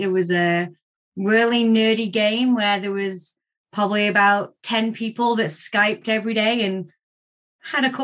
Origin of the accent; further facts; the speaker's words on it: Cheshire, North West England, United Kingdom; moved away as an adult; now in London, Ontario, Canada; I'm originally from England, northwest in Cheshire.